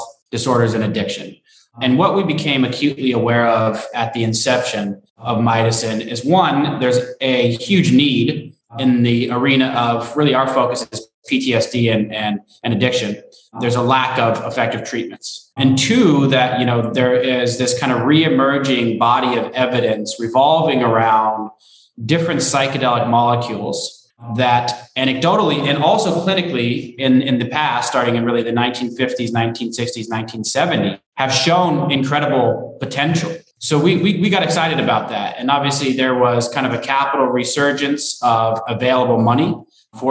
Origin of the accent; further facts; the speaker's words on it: Denver, Colorado, United States; moved away as an adult; now in San Juan, Puerto Rico; Born and raised in Denver, Colorado, spent 34 years there